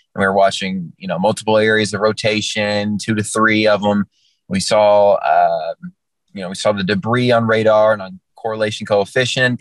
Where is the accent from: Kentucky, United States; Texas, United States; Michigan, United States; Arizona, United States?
Kentucky, United States; I'm in my home state, and I know a lot of all my family's here. I have a ton of friends here that I grew